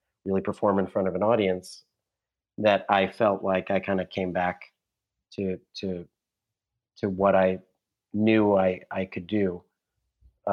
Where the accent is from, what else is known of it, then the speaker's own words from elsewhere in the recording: Ohio, United States; moved away as an adult; now in New York, United States; I was coming from Ohio to New York